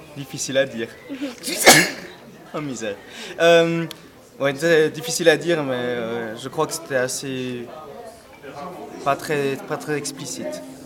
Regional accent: Zurich, Switzerland; now in Lausanne, Switzerland; Je suis né à Zurich et maintenant je vis à Lausanne.

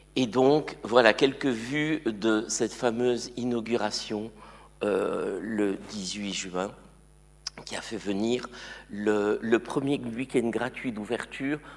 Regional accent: eastern France, near the border with Luxembourg, Grand Est, France; also born or lived in Morocco; now in Switzerland; ils ont déménagé dans l'est de la France, tout près de la frontière avec le Luxembourg. Je devais avoir deux ans. Donc, j'allais dire que mon enfance, moi, elle est française

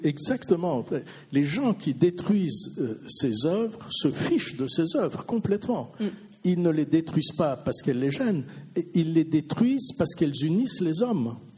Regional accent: Vaud, Switzerland; je suis vaudois

